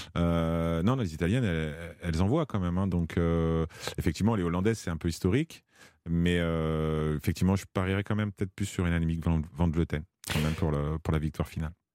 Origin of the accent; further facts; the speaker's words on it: France; en tant que Français